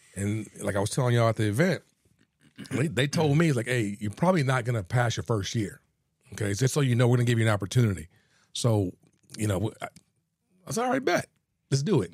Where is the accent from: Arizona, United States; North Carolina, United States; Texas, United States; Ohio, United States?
Texas, United States; Houston; also born or lived in San Antonio; I'm originally from Houston, uh, born and raised